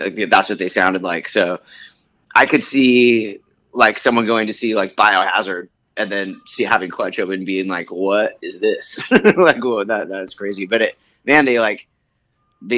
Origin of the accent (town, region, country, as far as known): Bellingham, Washington, United States; born or raised there; also born or lived in Mount Vernon, Washington / Seattle, Washington